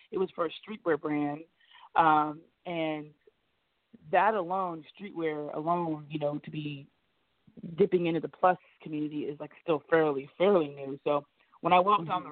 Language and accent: English; Ohio, United States; because I'm from Ohio, so you know LeBron's from Ohio.